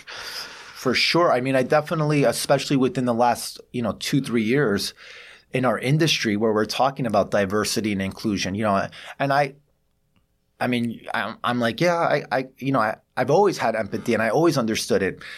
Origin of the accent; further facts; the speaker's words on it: New York City, New York, United States; growing up in New York City, I feel like, uh, I'm, I'm a mosaic of different cultures